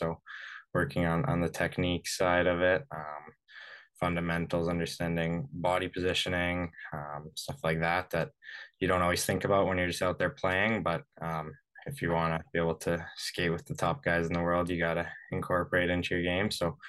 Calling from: Vancouver, British Columbia, Canada; I'm from calling you from Vancouver today. I just got home.

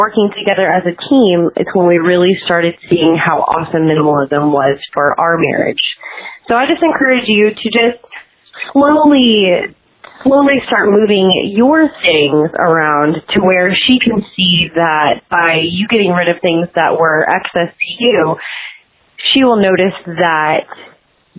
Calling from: Kansas City, Missouri, United States; I'm calling from Kansas City, Missouri

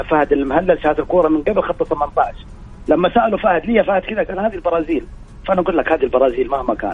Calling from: Jeddah, Makkah Province, Saudi Arabia; جدة إيه

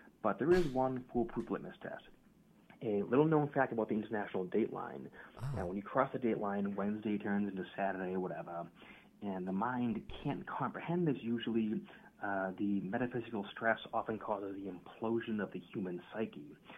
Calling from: Halifax, Nova Scotia, Canada; Hi, Mystic Party. … I'm calling you from Halifax.

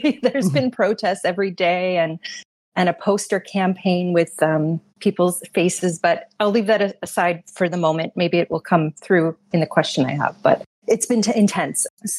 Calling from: Toronto, Ontario, Canada; I'm joining you from Toronto today.

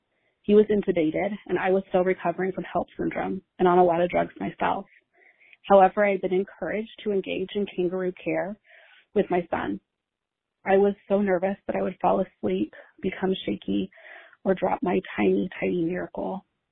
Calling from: Mason, Ohio, United States; I'm calling from Mason, Ohio.

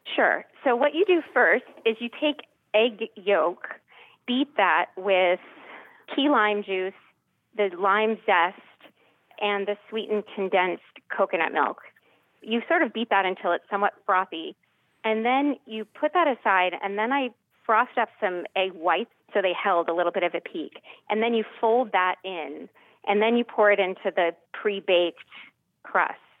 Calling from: Lexington, Massachusetts, United States; I'm calling from Lexington

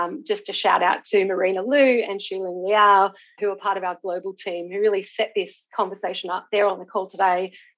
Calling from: New South Wales, Australia; I'm joining you from Wadi Wadi country on the south coast of New South Wales

